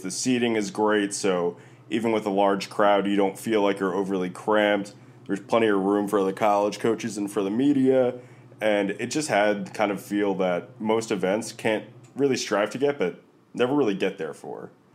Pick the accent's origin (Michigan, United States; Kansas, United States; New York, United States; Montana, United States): New York, United States; as a New Yorker